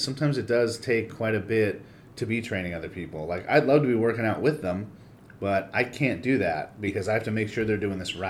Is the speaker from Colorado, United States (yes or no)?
no; Monrovia, California, United States; I grew up in Monrovia.